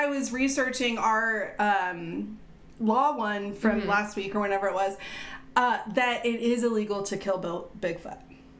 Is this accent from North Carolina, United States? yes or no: yes; North Carolina, United States; Oh, my home state.